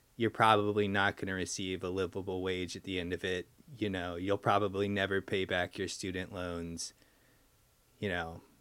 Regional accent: United States; being American

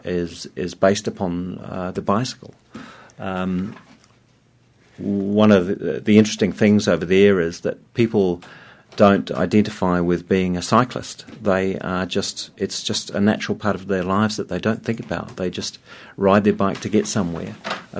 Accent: Wellington, New Zealand; My family is Danish, and so it sort of comes with the territory. But I grew up here in Wellington

